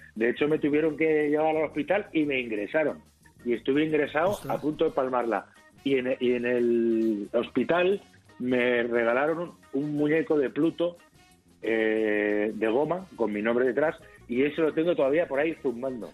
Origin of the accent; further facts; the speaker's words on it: Albacete, Castilla-La Mancha, Spain; yo de soy de Albacete